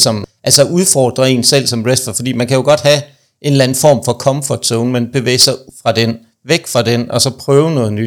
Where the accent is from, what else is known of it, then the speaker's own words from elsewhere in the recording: Aarhus, Central Denmark Region, Denmark; moved away; jeg er jo oprindeligt fra Aarhus, det kan man nok også godt høre, når jeg snakker